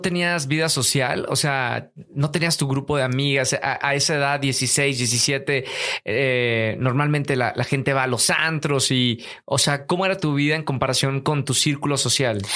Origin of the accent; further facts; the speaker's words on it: Monterrey, Nuevo León, Mexico; Todo empieza en Monterrey, Nuevo León. Los dos somos regios